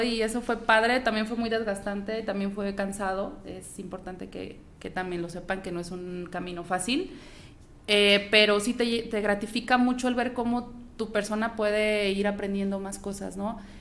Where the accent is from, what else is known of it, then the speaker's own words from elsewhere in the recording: Guanajuato, Mexico; now in La Piedad, Mexico; yo soy guanajuatense